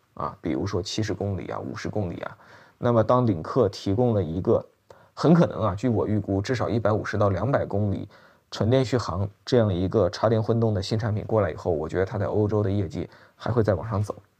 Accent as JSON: {"language": "Chinese", "country": "China", "said": "作为我们中国人来讲"}